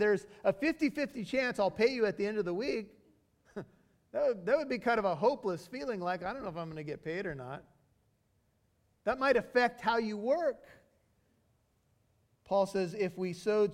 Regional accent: United States; being an American with white skin

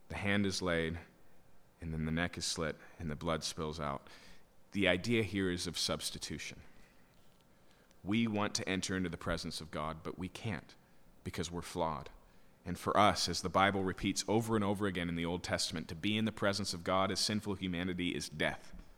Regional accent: Yakima, Washington, United States; When I was a kid, I grew up in Yakima, so farms are, are prevalent there

